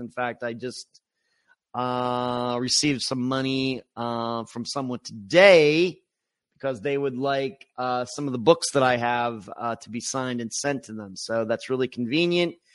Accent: Pennsylvania, United States; now in Florida, United States; I grew up in Pennsylvania

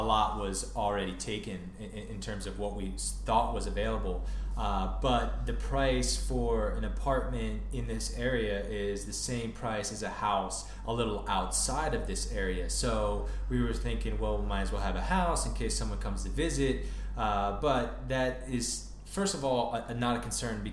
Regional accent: Northern Virginia, United States; moved away; I grew up in the Northern Virginia area

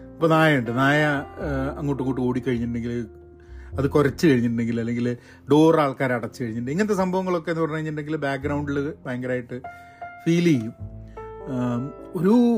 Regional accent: Kozhikode, Kerala, India; moved away as an adult; also born or lived in Thrissur / Iran / Dubai / Bangalore; കോഴിക്കോട് ആണ് ഞാൻ ഇനീഷ്യൽ വളർന്നത്

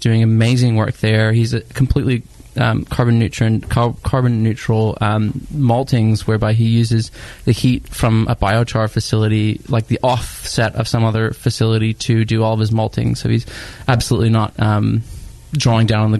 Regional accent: Dallas, Texas, United States; now in Sydney, Australia; I'm from Dallas

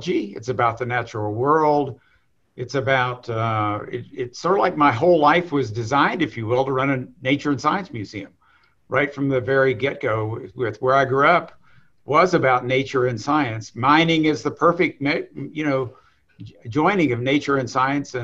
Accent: southern West Virginia, United States; So I grew up in southern West Virginia, in a little coal mining town

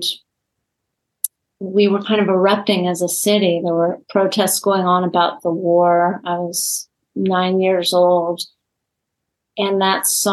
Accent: Los Angeles, California, United States; even after we moved from Los Angeles to the West Side

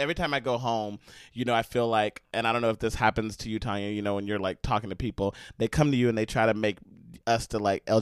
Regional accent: Texas, United States; now in New York City, United States; We now live in New York City, but we were born and raised in Texas

